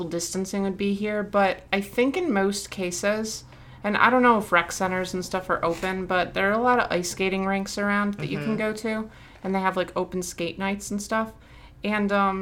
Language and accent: English; Michigan, United States; I'm from Michigan